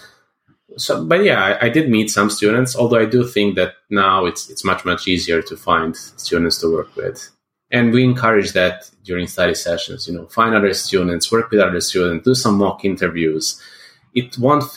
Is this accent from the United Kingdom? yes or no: no; Serbia; I'm from Serbia